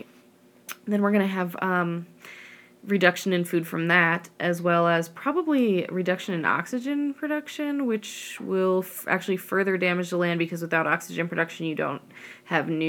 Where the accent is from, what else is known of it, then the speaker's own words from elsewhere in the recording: the Rockies, United States; I grew up in the Rockies